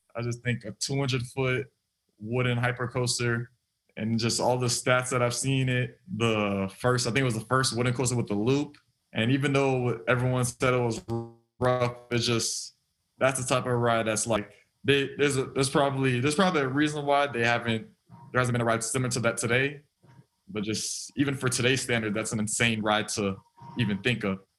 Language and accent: English; South Florida, United States; moved away as an adult; also born or lived in Auburn; born and raised in South Florida